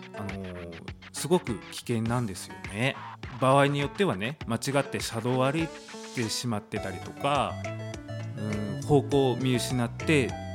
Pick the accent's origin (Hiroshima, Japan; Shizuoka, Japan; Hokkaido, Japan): Hokkaido, Japan; Tomakomai; 苫小牧生まれ、苫小牧育ちです